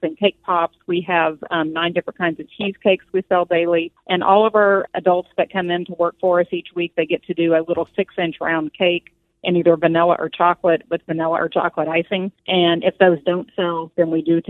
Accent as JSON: {"language": "English", "region": "Missouri", "country": "United States", "tie": "born or raised there", "moved": "yes", "said": "Originally, we're from Missouri, so I had a lady there who really poured into me and let me come in and volunteer for her"}